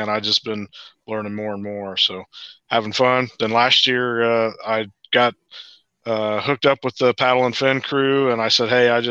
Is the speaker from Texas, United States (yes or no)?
no; Central Ohio, United States; I'm from Central Ohio